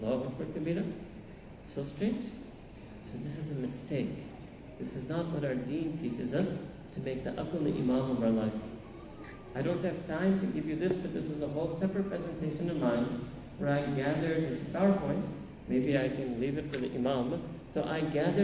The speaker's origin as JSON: {"language": "English", "town": "New York City", "region": "New York", "country": "United States", "tie": "born or raised there", "said": "I grew up in Manhattan"}